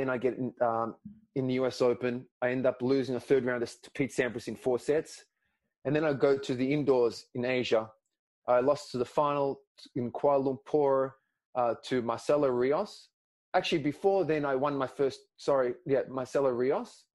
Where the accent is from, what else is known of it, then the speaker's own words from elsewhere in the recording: Melbourne, Victoria, Australia; first language Greek; English is a second language; in Melbourne, my hometown